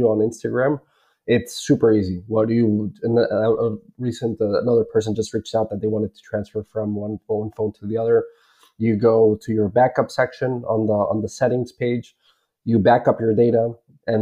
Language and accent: English; Bolivia; moved away; I was originally born and raised in Bolivia